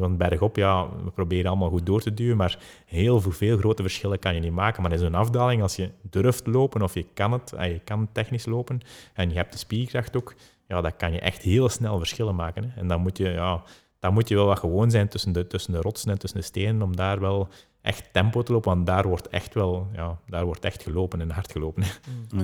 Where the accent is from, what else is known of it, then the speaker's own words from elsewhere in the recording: Belgium; we als Belgen